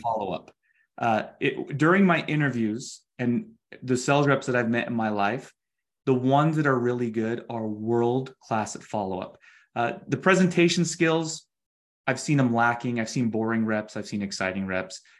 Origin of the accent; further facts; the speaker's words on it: Utah, United States; we're from Utah